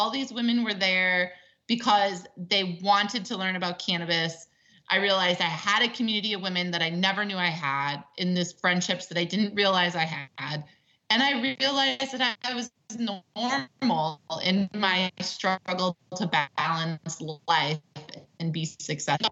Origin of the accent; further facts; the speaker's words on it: Wisconsin, United States; now in California, United States; I grew up in the Midwest